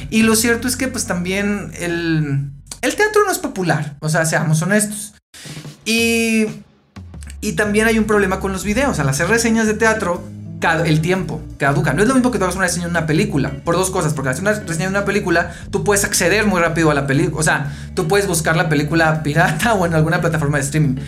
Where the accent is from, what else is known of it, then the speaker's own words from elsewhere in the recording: Mexicali, Baja California, Mexico; now in Mexico City, Mexico; yo soy de Mexicali, ¿no? Entonces en Mexicali no hay mucho teatro como tal. Sí hay una oferta en los últimos años y cuando yo era adolescente, eh, niño adolescente